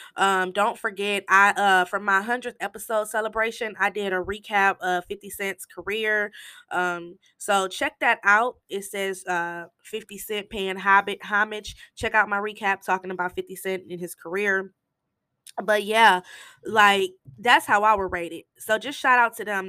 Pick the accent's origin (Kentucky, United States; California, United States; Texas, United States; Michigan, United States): Michigan, United States; I'm from Michigan